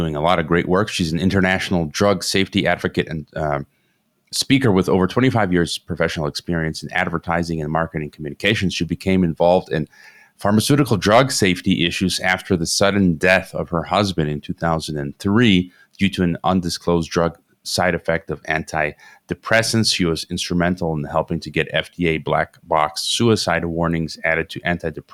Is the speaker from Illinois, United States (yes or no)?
yes; Chicago, Illinois, United States; moved away; I'm originally from Chicago, Illinois, but I live around the world